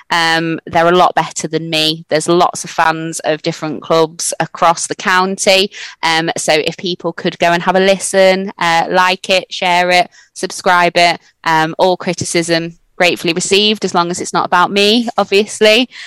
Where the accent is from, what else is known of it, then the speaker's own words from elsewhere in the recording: Scotland, United Kingdom; Um, obviously I'm Scottish.